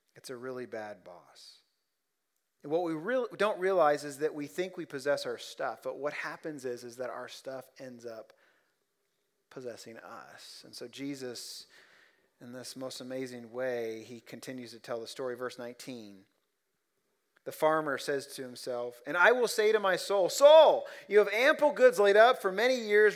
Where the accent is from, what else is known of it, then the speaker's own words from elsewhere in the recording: Ohio, United States; now in Central Kentucky, United States; I'm just a hick from Ohio